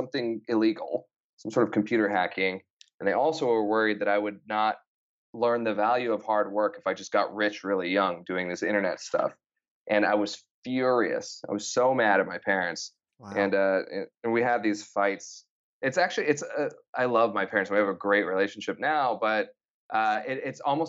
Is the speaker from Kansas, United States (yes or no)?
no; Idaho, United States; I grew up in Idaho, a small town.